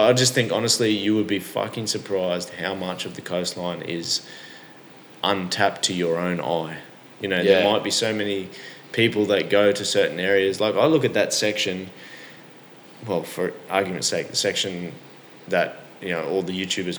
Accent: Rockhampton, Queensland, Australia; also born or lived in Yeppoon; We go to that region quite a lot, Central Queensland. I was born there.

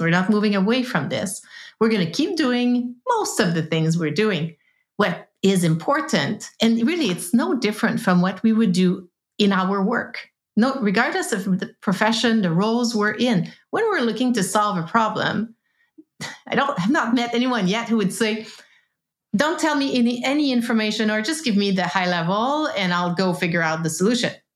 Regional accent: East Coast of Canada, Canada; now in West Coast, Canada; I live on the West Coast. I am from the East Coast, hence the French long, complicated name.

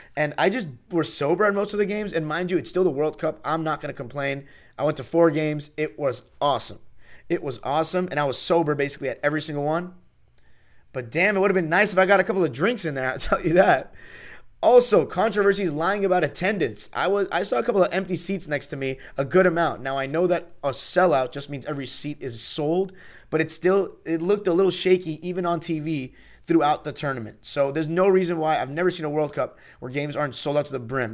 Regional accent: Los Angeles, California, United States; I am from Los Angeles

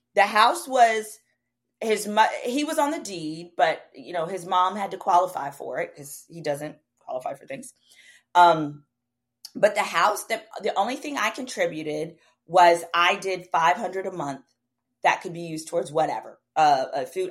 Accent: Dallas, Texas, United States; I grew up black community in Oak Cliff, which is a community in Dallas

